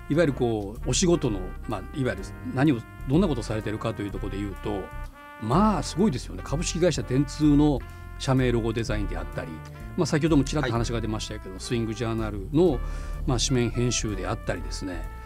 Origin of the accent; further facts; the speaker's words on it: Kitakyushu, Fukuoka, Japan; moved away as an adult; also born or lived in Tokyo; now in Fukuoka, Japan; 私北九州市出身